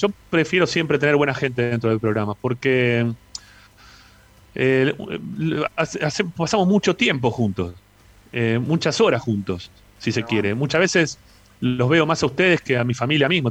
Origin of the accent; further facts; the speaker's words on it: Buenos Aires, Argentina; yo vivía en Flores, y me mudé una cuadra